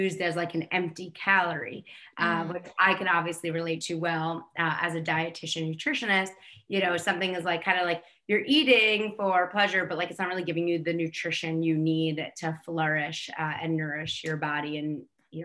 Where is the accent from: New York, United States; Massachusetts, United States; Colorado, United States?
New York, United States; I'm born and raised in New Yorker